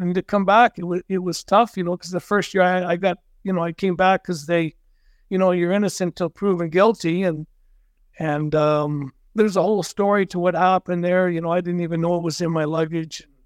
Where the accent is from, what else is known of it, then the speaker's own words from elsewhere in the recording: Cranbrook, British Columbia, Canada; also born or lived in Vernon / Medicine Hat; I grew up here, hometown boy, played all my minor hockey here